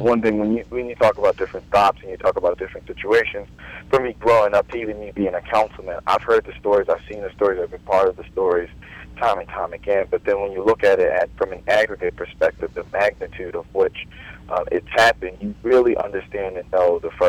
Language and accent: English; Baltimore, Maryland, United States; being born and raised in Baltimore, you know, product of the city